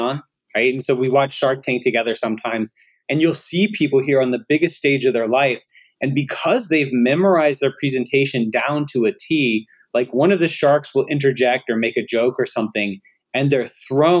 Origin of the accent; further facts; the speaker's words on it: Alabama, United States; I'm from Alabama